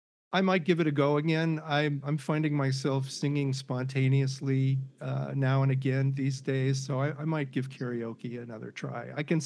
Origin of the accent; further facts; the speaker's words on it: Chicago, Illinois, United States; born there; when the Cubs got to the series, because I was born in Chicago